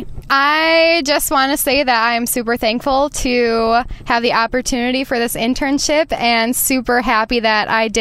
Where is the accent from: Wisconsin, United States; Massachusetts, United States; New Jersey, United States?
Wisconsin, United States; Lake Mills; Lake Mills, Wisconsin, which is my hometown